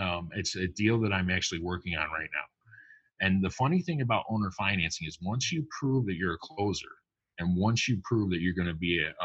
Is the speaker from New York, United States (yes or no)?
yes; upstate New York, United States; I'm from New York, upstate, not down in the city.